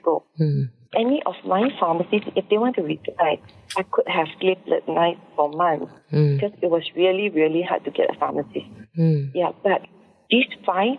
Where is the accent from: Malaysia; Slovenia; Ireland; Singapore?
Malaysia; Nibong Tebal, Penang; also born or lived in United Kingdom / Kuala Lumpur, Malaysia; I'm from Nipong Sabah. It's always my dream to come back to Nipong Sabah.